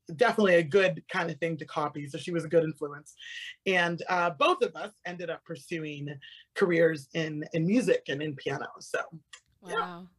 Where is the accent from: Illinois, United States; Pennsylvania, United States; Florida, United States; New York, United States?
Florida, United States; Avon Park; I grew up in Florida um, right in the center of the state in uh, Avon Park, Florida.